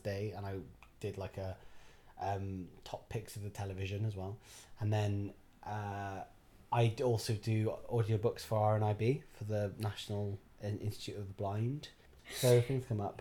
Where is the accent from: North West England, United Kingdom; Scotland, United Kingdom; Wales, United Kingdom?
Wales, United Kingdom; Barry; I was born in Barry. Um, My mum is from Penarth. My dad is from Barry Island